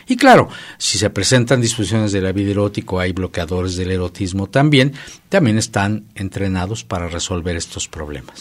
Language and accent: Spanish; Mexico